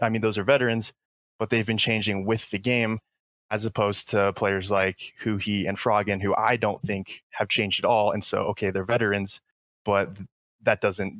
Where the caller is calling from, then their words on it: Colorado, United States; Hey, I'm from Colorado.